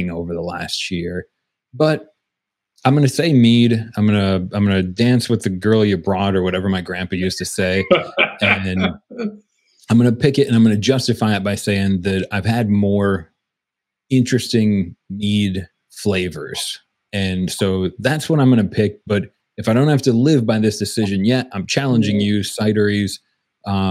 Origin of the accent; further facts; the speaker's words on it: New York, United States; I grew up in New York